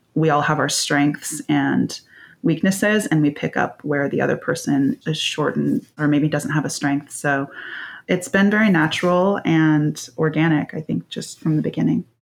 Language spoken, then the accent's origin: English; Bay Area, California, United States; I grew up in the Bay Area and came from a family of swimmers